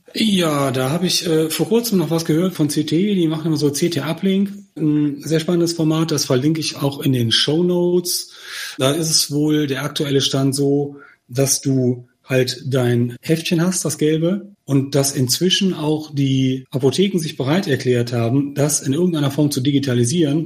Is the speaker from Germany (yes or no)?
yes; Germany; als Deutsche